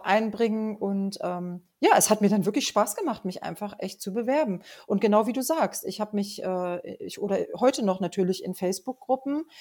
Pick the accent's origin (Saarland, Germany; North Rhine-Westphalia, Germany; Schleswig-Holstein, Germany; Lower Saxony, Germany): Lower Saxony, Germany; Rinteln; ich komme ähm, aus Rinteln, das ist in der Nähe von Hameln